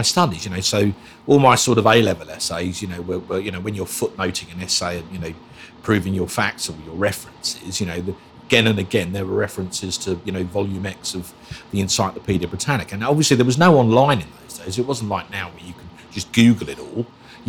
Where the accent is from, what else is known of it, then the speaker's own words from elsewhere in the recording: Basildon, East of England, United Kingdom; also born or lived in Islington, London; Well, it's six. Yeah, my parents moved out to Basildon onto what was then a new housing estate in 1971